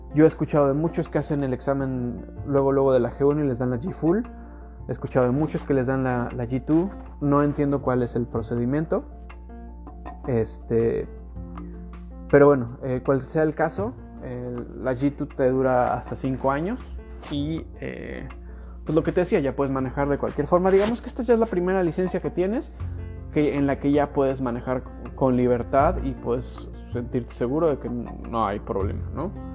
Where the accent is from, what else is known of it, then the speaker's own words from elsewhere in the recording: Mexico; first language Spanish; now in Canada; yo, como mexicano